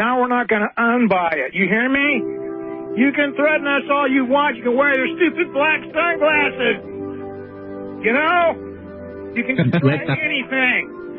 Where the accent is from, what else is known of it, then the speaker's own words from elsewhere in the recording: Oakland, California, United States; I was born in Oakland, California. On August 4th, 1952